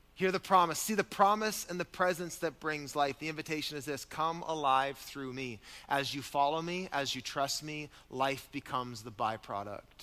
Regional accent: Canada; I am a follower of Jesus before I'm a Canadian

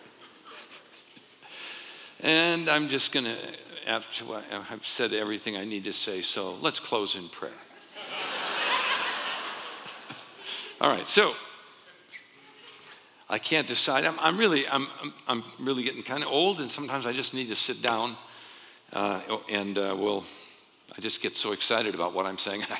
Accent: Arizona, United States; also born or lived in Ohio; I grew up here in Arizona

